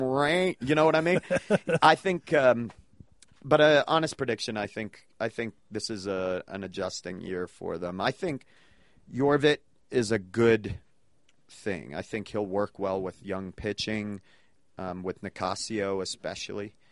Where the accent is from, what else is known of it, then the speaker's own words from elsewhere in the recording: New England, United States; now in Denver, United States; I grew up in New England